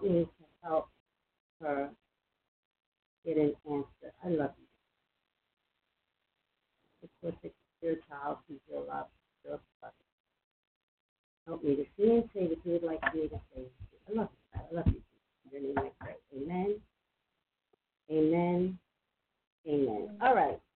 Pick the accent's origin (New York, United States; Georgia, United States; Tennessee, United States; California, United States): New York, United States; New York City; I'm from Staten Island.